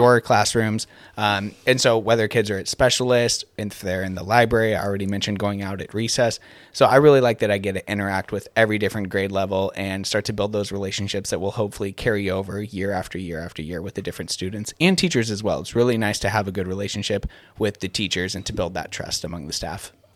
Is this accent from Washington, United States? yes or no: yes; Gig Harbor, Washington, United States; I grew up here in Gig Harbor